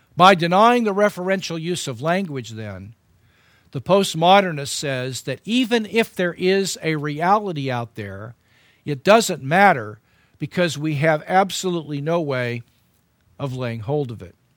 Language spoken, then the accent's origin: English; United States; as an American